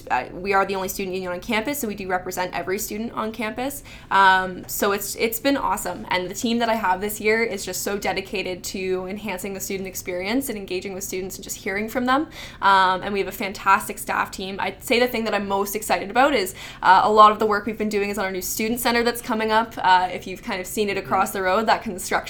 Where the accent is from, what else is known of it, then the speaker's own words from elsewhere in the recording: North Bay, Ontario, Canada; I'm from North Bay